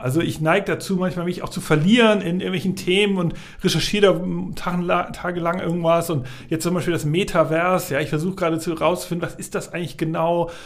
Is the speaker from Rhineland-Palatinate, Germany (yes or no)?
no; Hamburg, Germany; ich bin in Hamburg aufgewachsen, genau, ich komme aus Hamburg, also in Hamburg-Altona geboren.